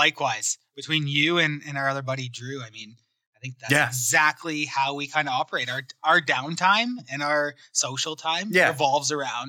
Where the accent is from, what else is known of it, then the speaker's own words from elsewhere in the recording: Windsor, Ontario, Canada; And I come from Windsor, Detroit area, where it's all Tigers, Lions, Pistons, like Red Wings.